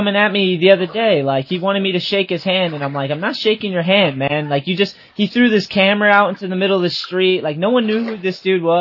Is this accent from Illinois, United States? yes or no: no; Massachusetts, United States; growing up in Massachusetts